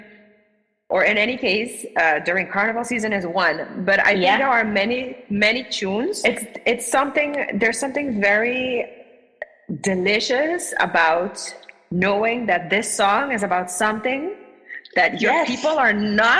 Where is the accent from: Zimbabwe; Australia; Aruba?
Aruba; we were both born and raised on Aruba